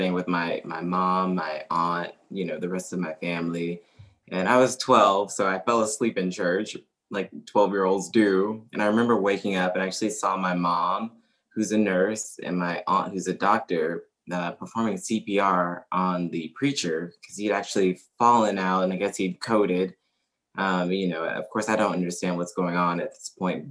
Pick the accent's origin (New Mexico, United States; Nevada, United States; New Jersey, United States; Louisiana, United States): Louisiana, United States; Bossier City; moved away as an adult; also born or lived in Natchitoches, Louisiana; I am originally from a small town named Natchitoches, but I grew up in Bossier City